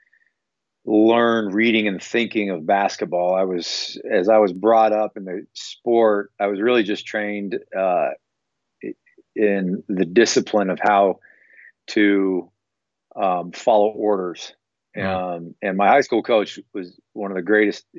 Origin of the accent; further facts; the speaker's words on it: Longview, Washington, United States; moved away as an adult; also born or lived in Orange County, California; I grew up in Longview, Washington, so, you know, smaller town, Northwest, and went to college 1,000 miles away from home.